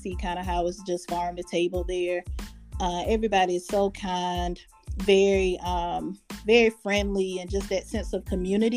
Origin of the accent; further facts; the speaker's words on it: Earhart, South Carolina, United States; I'm from Earhart, South Carolina, very small town.